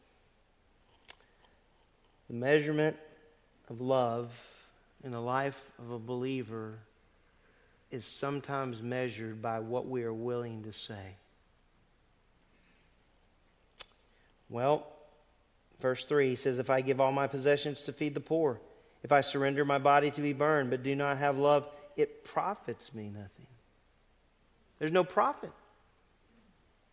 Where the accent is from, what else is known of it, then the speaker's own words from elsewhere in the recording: the South, United States; moved away as an adult; also born or lived in Greene, New York; I come from the South.